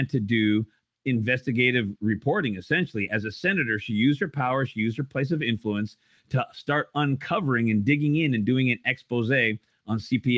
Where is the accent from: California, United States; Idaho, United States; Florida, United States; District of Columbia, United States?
Idaho, United States; moved away as an adult; And in my state of Idaho, which I don't live there anymore